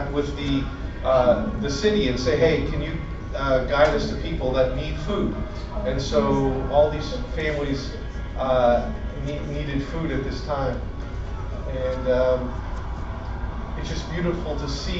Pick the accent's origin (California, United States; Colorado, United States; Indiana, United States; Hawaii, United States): Indiana, United States; moved away as an adult; also born or lived in Virginia; now in Brazil; I'm a redneck from Indiana